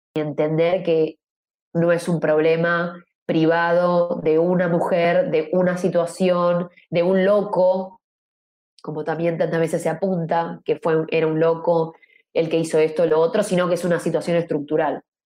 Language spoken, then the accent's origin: Spanish; Argentina; Yo soy periodista de investigación argentina